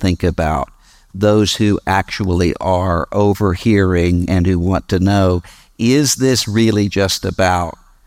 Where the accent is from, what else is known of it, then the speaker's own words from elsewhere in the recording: Mississippi, United States; my home state, Mississippi